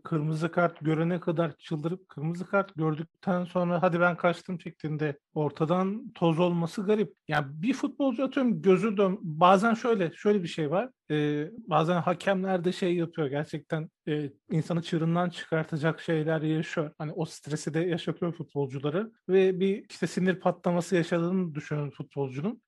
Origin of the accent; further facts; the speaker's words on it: Antep, Gaziantep, Turkey; İşte ben de Antepliyim